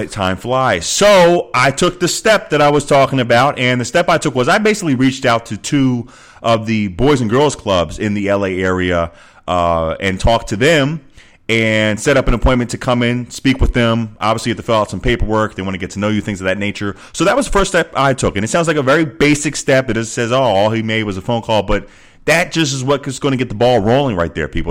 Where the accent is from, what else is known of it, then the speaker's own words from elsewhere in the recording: Philadelphia, Pennsylvania, United States; moved away as an adult; also born or lived in Arizona; Philadelphia, my hometown